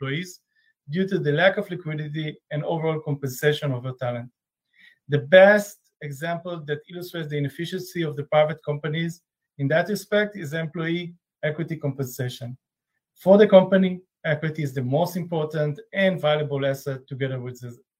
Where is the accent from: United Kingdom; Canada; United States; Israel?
Israel; I'm from Israel.